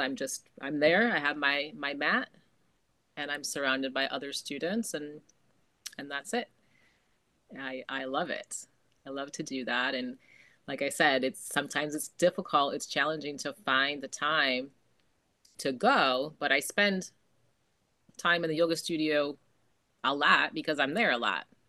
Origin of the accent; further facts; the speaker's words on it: Jamestown, New York, United States; moved away as an adult; also born or lived in Hudson Valley, New York / Beacon, New York / Fishkill, New York; now in Jupiter, United States; I am from New York originally, born and raised in Jamestown, which is just southwest of Buffalo